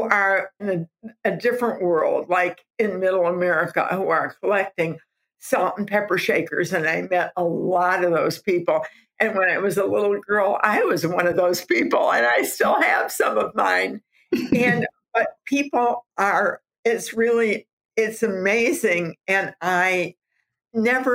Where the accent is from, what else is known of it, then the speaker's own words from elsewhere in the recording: Southfield, Michigan, United States; I was a housewife from Southfield, Michigan.